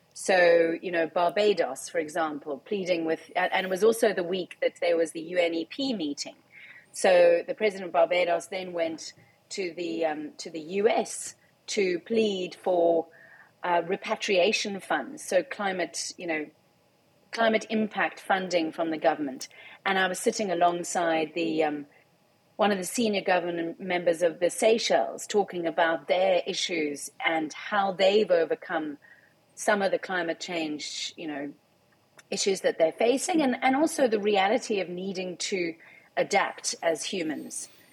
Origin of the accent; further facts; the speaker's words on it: South Africa; I am a South African